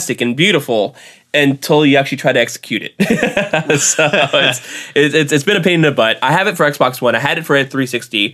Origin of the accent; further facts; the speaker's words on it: Texas, United States; I'm from Texas